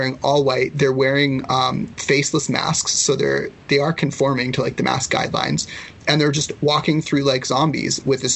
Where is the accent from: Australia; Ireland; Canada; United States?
Canada; Ladner, British Columbia; I grew up in Ladner